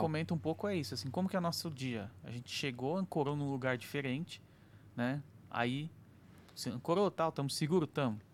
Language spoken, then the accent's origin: Portuguese; Brazil; a gente é brasileiro